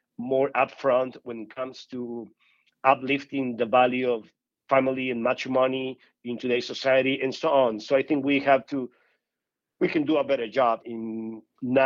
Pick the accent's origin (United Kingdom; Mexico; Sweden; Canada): Mexico; Ciudad Obregón, Sonora; moved away as an adult; also born or lived in Denver; now in United States; I was born and raised in Obregón, Sonora, which is a small town northwest of Mexico in the state of Sonora.